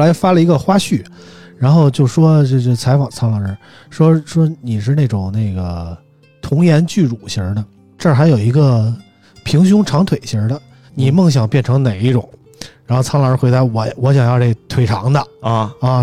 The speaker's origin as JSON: {"language": "Chinese", "region": "Beijing", "country": "China", "said": "身为一个北京人，我今年都，呃，理论上今年快四十一岁了"}